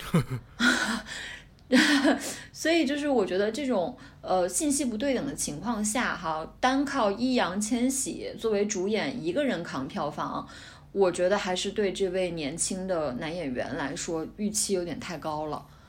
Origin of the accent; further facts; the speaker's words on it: Guangdong, China; 因为我是在广东长大的，所以对深圳啊，就是珠三角这几个城市，经济特区的城市很熟悉